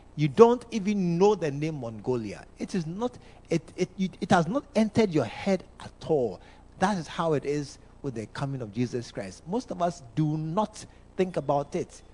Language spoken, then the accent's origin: English; Ghana; I'm a Ghanaian. All Ghanaians, we know football.